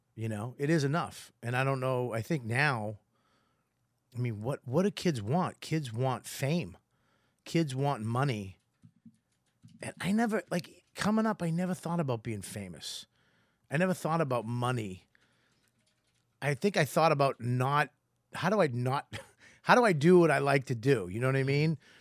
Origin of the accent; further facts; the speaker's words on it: Boston, Massachusetts, United States; accent: Boston; I'm Irish from Boston